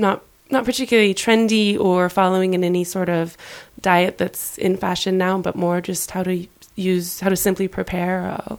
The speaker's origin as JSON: {"language": "English", "region": "California", "country": "United States", "also_born_or_lived": "Pacific Northwest, United States", "moved": "as an adult", "lives_now": "Paris, France", "said": "I'm from California originally, studied in the Northwest."}